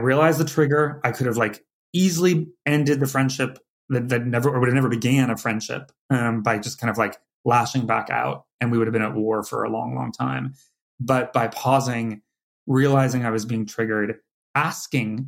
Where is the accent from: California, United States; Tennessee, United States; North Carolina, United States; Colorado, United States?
California, United States; moved away as an adult; now in New York, United States; from California